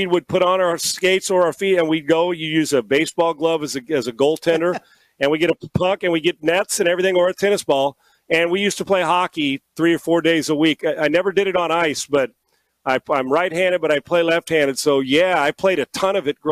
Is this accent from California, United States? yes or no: yes; California, United States; now in Houston, United States; I grew up in California